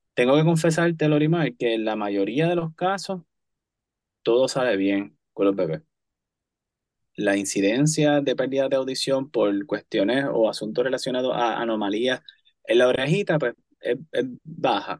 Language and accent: Spanish; Cayey, Puerto Rico; soy, antes que todo, callellano. callellano. Crecí en Calle, eh, estudié en Calle y sirvo en el pueblo de Calle principalmente.